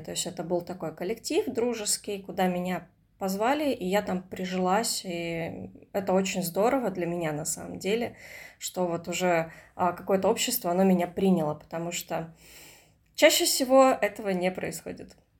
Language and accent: Russian; Komsomolsk-on-Amur, Khabarovsk Krai, Russia; moved away; когда я жила в своем родном городе, я из Комсомольска на Амуре